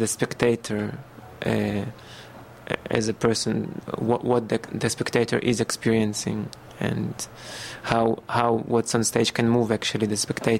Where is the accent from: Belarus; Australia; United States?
Belarus; now in Israel; I was born in Belarusia.